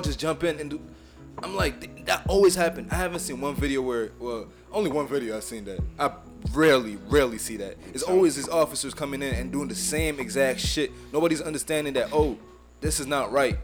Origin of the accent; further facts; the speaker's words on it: Haiti; now in United States; I'm from Haiti, so I represent Haiti.